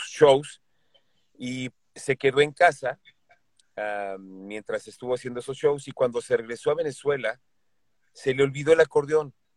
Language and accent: Spanish; Mexico